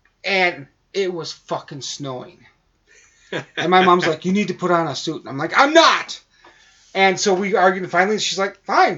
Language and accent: English; Rib Mountain, Wisconsin, United States; I grew up out in Rib Mountain.